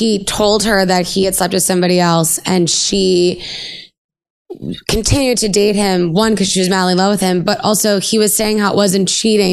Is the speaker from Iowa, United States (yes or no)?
no; New York, United States; I'm from New York